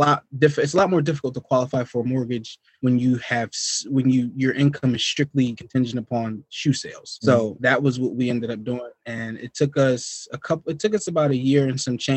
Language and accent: English; Willingboro, New Jersey, United States; moved away as an adult; now in Poconos, United States; born and raised in South Jersey, Willingboro, New Jersey, born, raised in Burlington, New Jersey